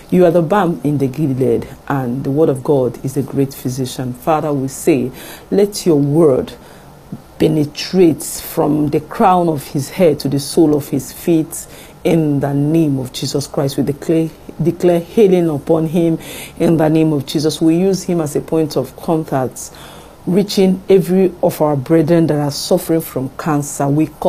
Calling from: France; I'm calling from France.

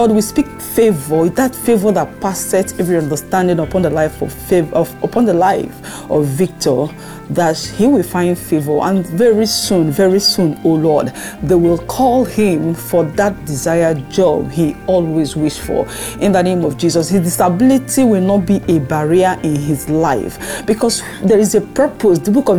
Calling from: France; I'm calling from France

